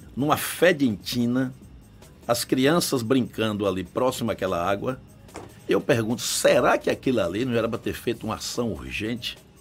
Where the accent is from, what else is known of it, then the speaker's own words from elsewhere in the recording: Salvador, Bahia, Brazil; also born or lived in Coração de Maria, Bahia; eu moro em Salvador, há 52 anos. Eu tenho 61 anos de idade, vim para aqui com 9 anos de idade, estudei aqui